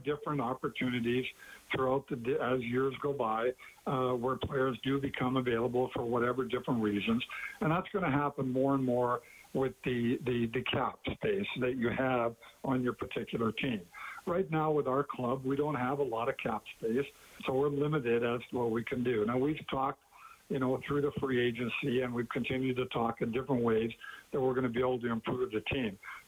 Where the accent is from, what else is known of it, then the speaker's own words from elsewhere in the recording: Calgary, Alberta, Canada; moved away as an adult; also born or lived in Detroit; being an Alberta boy and born and raised in Calgary, and of course always calling Alberta home